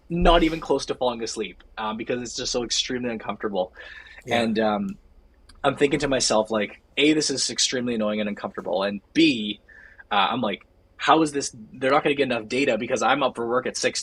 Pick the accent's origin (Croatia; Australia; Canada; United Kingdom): Canada; We're the Canadian guys.